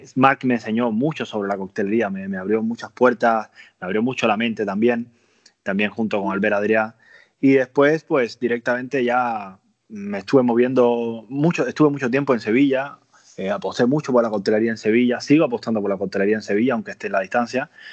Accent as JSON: {"language": "Spanish", "country": "Cuba", "also_born_or_lived": "Andalusia", "moved": "as an adult", "lives_now": "Spain", "said": "soy cubano. Eh, a los 20 años de Cuba me vine a Andalucía."}